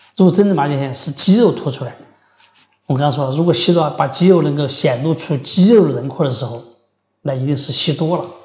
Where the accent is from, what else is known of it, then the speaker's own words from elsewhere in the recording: Sichuan, China; 咱们四川人爱吃猪头肉